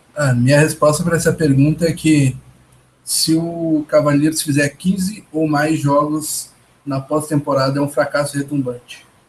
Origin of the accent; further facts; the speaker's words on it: Porto Alegre, Rio Grande do Sul, Brazil; não sou de São Paulo, sou do, de Porto Alegre, no Rio Grande do Sul. Nota-se pelo meu sotaque